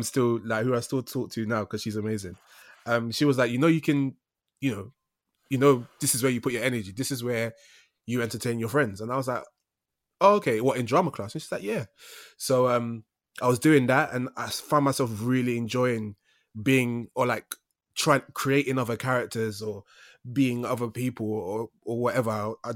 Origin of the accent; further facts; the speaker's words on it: London, United Kingdom; so I grew up in East London